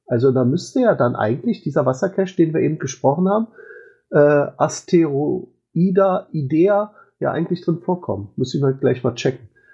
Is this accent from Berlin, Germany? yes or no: yes; Berlin, Germany; als Berliner